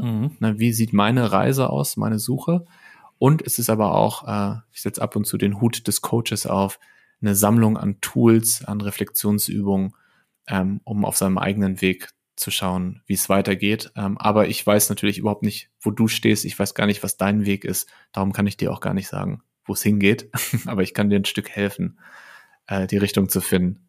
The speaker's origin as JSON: {"language": "German", "town": "Lippstadt", "region": "North Rhine-Westphalia", "country": "Germany", "tie": "born or raised there", "also_born_or_lived": "Paderborn / Bielefeld", "moved": "as an adult", "lives_now": "Berlin, Germany", "said": "Ich komme aus Lippstadt, das ist eine ja, mittelgroße Stadt in Westfalen. Ähm, habe da bis ich 20 war ungefähr gewohnt"}